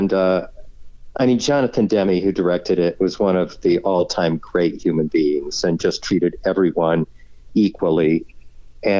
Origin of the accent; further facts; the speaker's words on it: Fort Wayne, Indiana, United States; moved away; also born or lived in Huntington, Indiana; Indiana. I grew up in Fort Wayne. I was born in Huntington.